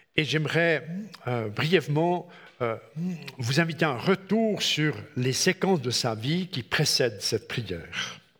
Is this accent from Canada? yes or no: no; Switzerland; chez nous en Suisse